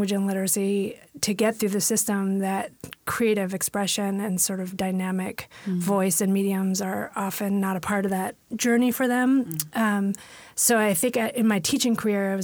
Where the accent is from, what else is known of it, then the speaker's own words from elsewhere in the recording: San Francisco, California, United States; moved away as an adult; now in Washington, United States; being born and raised in San Francisco